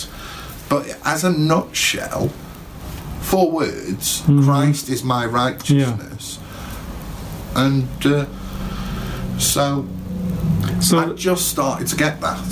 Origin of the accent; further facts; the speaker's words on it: Rhyl, Wales, United Kingdom; also born or lived in Birmingham; I was born in Birmingham. It's sort of in the centre of the UK. It moved to Rhyl when I was 8. So I went to school in Rhyl.